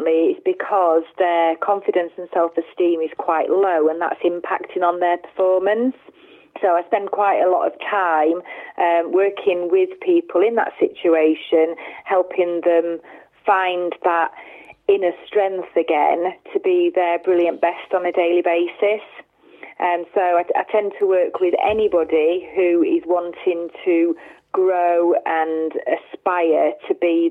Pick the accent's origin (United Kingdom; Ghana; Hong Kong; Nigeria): United Kingdom; Worksop, East Midlands; I was born and bred in Worksop back in 1974